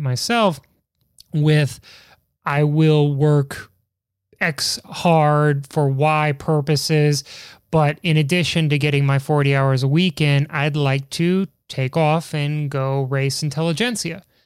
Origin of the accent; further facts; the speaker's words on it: Chicago, Illinois, United States; accent: Chicago; now in Washington, D.C., United States; my terrible Chicago accent